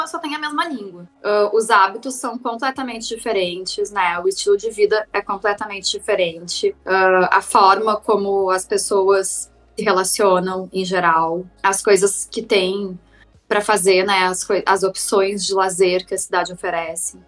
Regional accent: Porto Alegre, Rio Grande do Sul, Brazil; moved away as an adult; also born or lived in London / Barcelona / Milan; now in Rio de Janeiro, Brazil; Eu nasci em Porto Alegre, né? E morei em Porto Alegre até os meus 30 anos. Com 30, me mudei para o Rio.

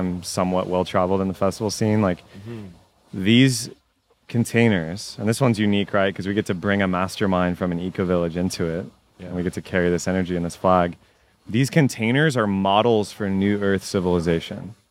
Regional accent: Texas, United States; I was raised Catholic in Texas

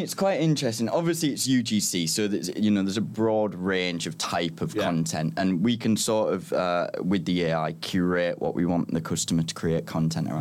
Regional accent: Middlesbrough, North East England, United Kingdom; moved away as an adult; also born or lived in Liverpool; now in London, United Kingdom; I'm from Middlesbrough

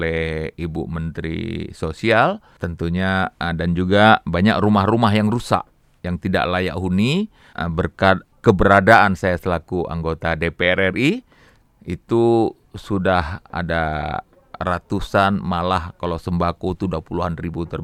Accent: Medan, North Sumatra, Indonesia; also born or lived in Aceh; Alhamdulillah, saya lahir di Aceh. Umur satu bulan saya dibawa oleh orang tua saya ke Medan.

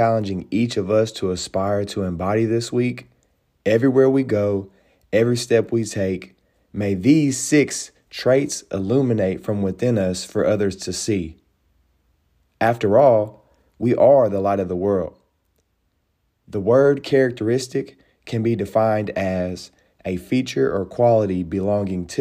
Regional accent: Nashville, Tennessee, United States; I am from Nashville, Tennessee

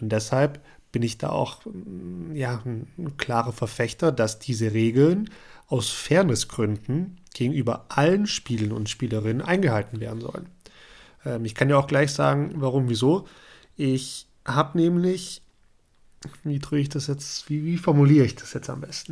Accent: Germany; bei uns in Deutschland

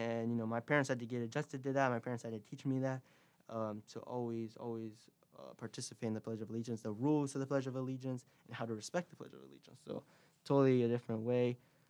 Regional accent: Peru; now in United States; which we would do in Peru.

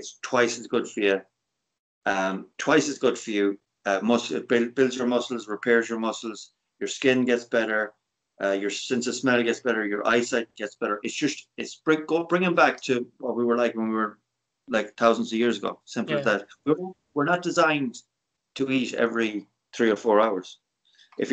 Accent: Ireland

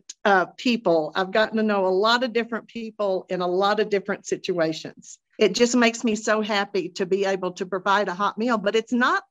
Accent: Austin, Texas, United States; also born or lived in Abilene, Texas; now in Dripping Springs, United States; I grew up in Austin

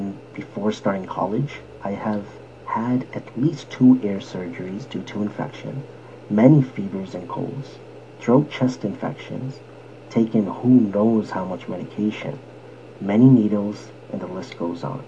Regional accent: Scarborough, Ontario, Canada; I was born in Scarborough, Ontario, many, many years ago

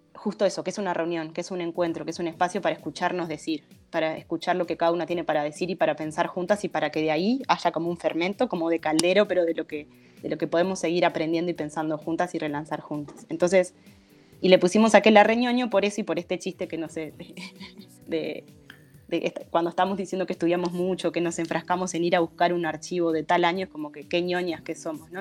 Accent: Durazno, Uruguay; Yo soy de Durazno

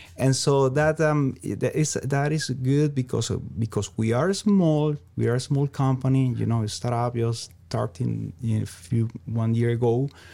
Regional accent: Venezuela; English is a second language; moved away as an adult; also born or lived in Ecuador / Iowa; now in South Dakota, United States; I'm originally from Venezuela, South America.

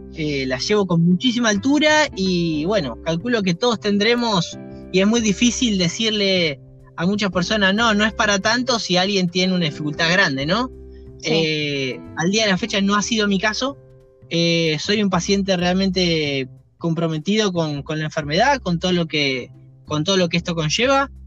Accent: Buenos Aires, Argentina; soy nacido en Capital Federal y bueno, nada, trabajé mucho tiempo en provincia, pero vivo también, nací y vivo en Capital Federal

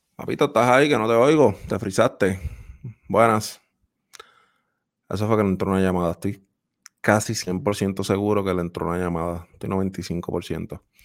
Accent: Puerto Rico; los que somos puertorriqueños y que nos gusta esa música, yo que crecí en el campo

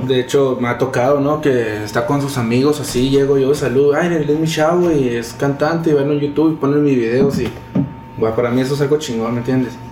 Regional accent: Chihuahua, Mexico; rapero de Chihuahua Capital

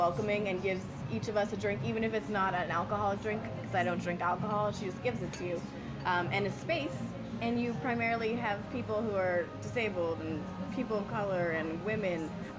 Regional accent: Canada; now in Seattle, United States; you know, I'm Canadian.

